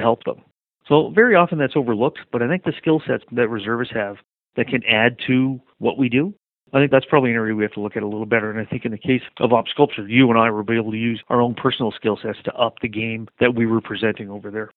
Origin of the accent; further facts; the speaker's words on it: Montreal, Quebec, Canada; growing up in Montreal